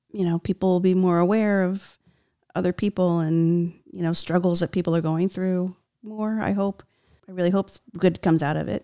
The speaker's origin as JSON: {"language": "English", "region": "New Jersey", "country": "United States", "tie": "born or raised there", "said": "I grew up in New Jersey, so I was kind of like lucky to be so close to the city"}